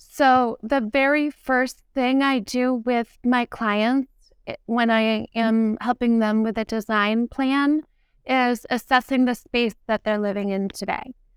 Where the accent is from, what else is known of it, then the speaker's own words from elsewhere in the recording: New Castle, New Hampshire, United States; I grew up in Newcastle, New Hampshire, and it's a historical town by the water